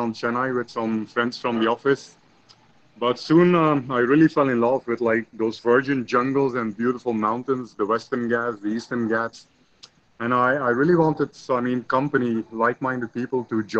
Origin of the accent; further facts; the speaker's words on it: Belgium; I was born in Belgium, I think I was very fortunate to grow up in like a small village, actually, the green outskirts on a farm